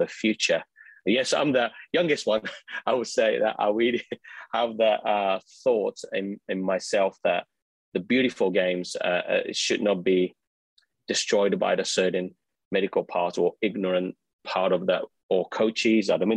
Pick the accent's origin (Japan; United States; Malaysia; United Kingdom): Japan; moved away; I come from Japan